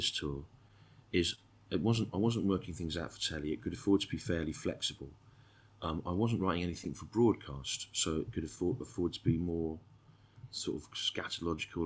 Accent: Birmingham, West Midlands, United Kingdom; I was born in Birmingham

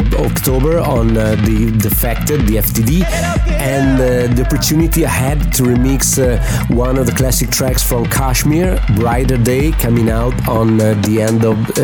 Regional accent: Italy; I'm from Italy.

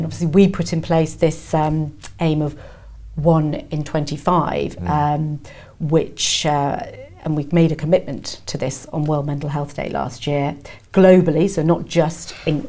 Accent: North East England, United Kingdom; I grew up in the northeast, very cold, grey and cold in the winter, but I love the sun.

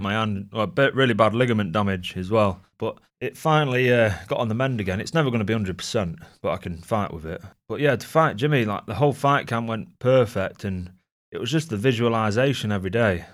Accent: Gainsborough, East Midlands, United Kingdom; born or raised there

